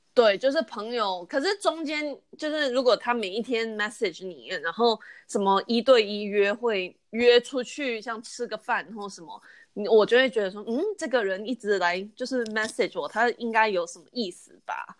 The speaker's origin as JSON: {"language": "Chinese", "country": "United States", "tie": "born or raised there", "said": "虽然我是在美国，就是出生长大的，可是因为我爸妈都是台湾人"}